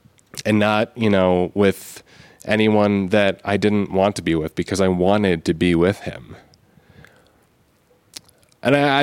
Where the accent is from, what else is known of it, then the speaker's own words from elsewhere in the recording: Arizona, United States; I'm from Arizona.